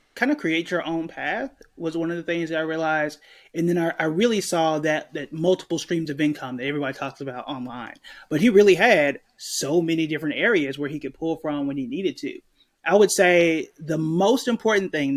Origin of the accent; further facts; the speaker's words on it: Tulsa, Oklahoma, United States; I was born and raised in Tulsa, Oklahoma